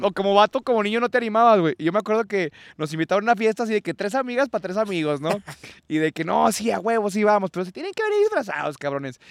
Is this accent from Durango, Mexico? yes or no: yes; Durango, Mexico